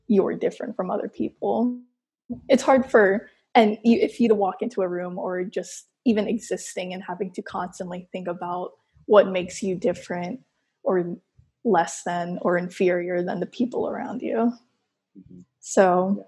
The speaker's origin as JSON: {"language": "English", "region": "Texas", "country": "United States", "tie": "born or raised there", "said": "I grew up in Texas"}